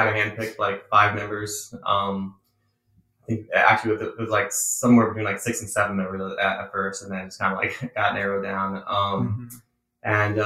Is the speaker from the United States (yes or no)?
yes; Palm Coast, Florida, United States; Grew up in Palm Coast with my boy Felipe over here.